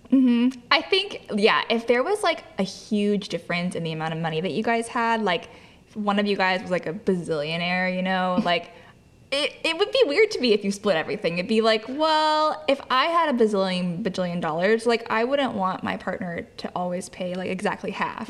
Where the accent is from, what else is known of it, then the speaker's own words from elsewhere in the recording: Lodi, California, United States; moved away; back to Lodi, back to where my hometown is